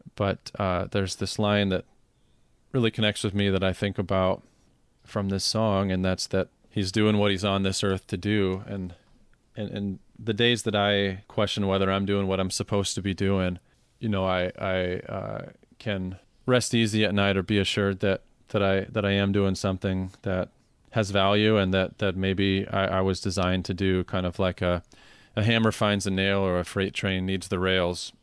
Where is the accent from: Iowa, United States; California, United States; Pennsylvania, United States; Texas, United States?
Iowa, United States; Carroll; my hometown of Carroll, Iowa